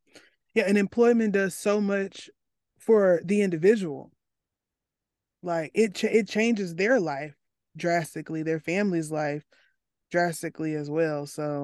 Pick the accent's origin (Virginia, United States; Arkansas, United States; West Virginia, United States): Arkansas, United States; I come from Arkansas, a place with the highest incarcer-, w, at least top five highest incarceration rates